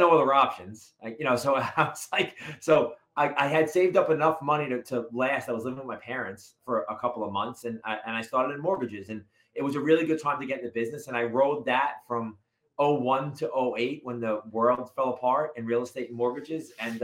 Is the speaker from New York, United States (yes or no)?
yes; New York City, New York, United States; I'm from Brooklyn, New York, originally. I grew up in a two-family house there.